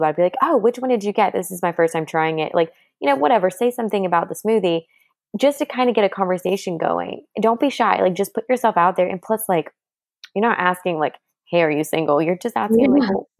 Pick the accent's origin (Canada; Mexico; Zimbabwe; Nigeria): Canada; Montreal, Quebec; first language French; English is a second language; now in Georgia, United States; my first language is French because I'm originally from Montreal, even though I've lived in Georgia for 20 years.